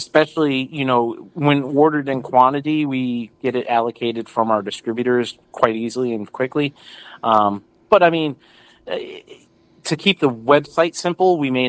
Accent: Massachusetts, United States; moved away; That was in my hometown

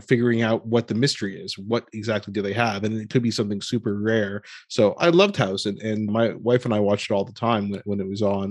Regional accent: United States; being born and raised in America being South Asian

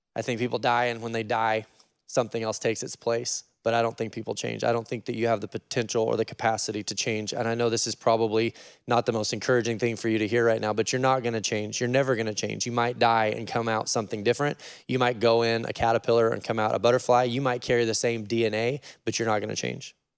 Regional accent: Oregon, United States; I'm from Oregon

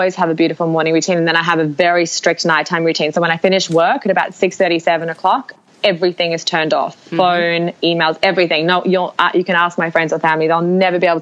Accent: Australia; As Australian women

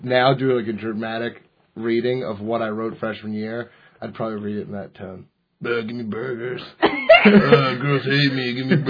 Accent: Bethesda, Maryland, United States; moved away; I'm originally from Bethesda, Maryland.

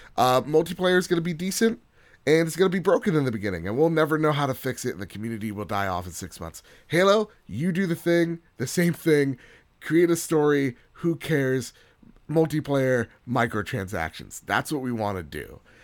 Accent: United States; as an American

